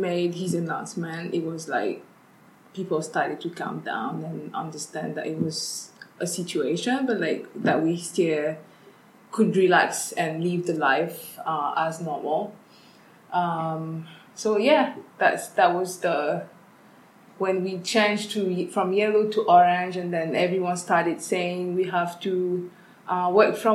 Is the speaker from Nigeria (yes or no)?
no; Paris, Île-de-France, France; moved away as an adult; also born or lived in Caribbean; now in Singapore; Grew up in Paris